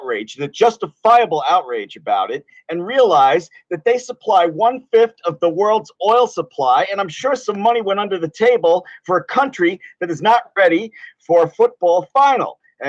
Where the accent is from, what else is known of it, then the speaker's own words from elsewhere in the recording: New York, United States; I'm calling you from New York.